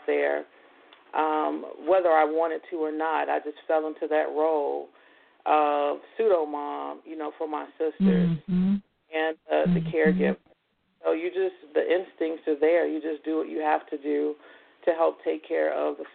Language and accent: English; Gary, Indiana, United States; Growing up in Gary was really an interesting time.